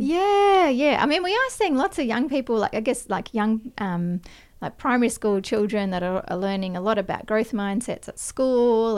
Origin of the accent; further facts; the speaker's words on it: Perth, Western Australia, Australia; I grew up in Perth in, uh, Western Australia